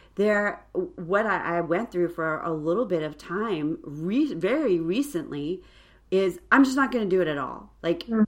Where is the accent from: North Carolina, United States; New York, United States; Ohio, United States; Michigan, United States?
New York, United States; also born or lived in Illinois; we moved from Illinois to New York when I was going into fifth grade. So I have a few more memories of like my adult, like my teen years in that house.